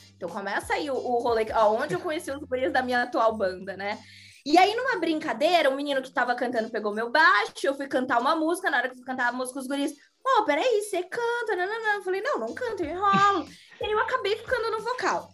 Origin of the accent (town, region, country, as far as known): Florianópolis, Santa Catarina, Brazil; accent: manezinho da ilha; moved away as an adult; also born or lived in São Paulo